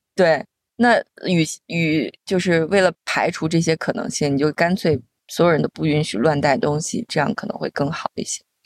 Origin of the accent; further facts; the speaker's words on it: China; also born or lived in United Kingdom; 我来自中国社会